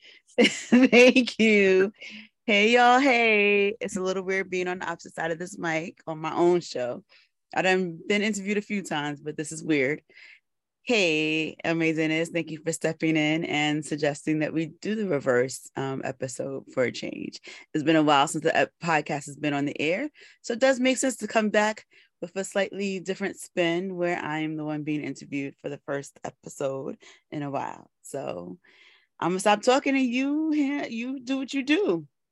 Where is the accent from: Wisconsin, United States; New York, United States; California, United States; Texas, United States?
New York, United States; New York City; I am from the Bronx, born and raised